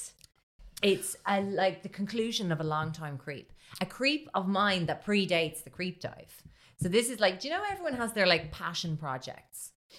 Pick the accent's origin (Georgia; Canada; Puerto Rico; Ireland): Ireland; As an Irish person.